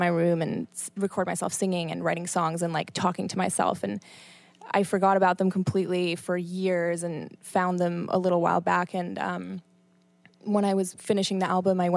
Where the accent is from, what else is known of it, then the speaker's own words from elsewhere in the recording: Canada; moved away as an adult; also born or lived in Buenos Aires, Argentina / Colombia; now in New York City, United States; that was where I spent like most of my childhood, and then Canada after 8 years old